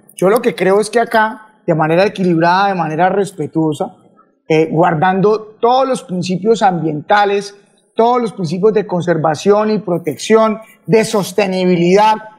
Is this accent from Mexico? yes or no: no; Colombia; como colombiano